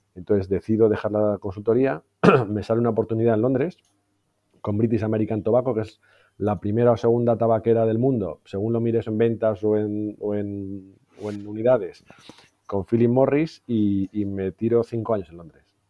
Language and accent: Spanish; Madrid, Community of Madrid, Spain; also born or lived in Valencia / London / Barcelona; nací en Valencia, pero básicamente me crié en Madrid.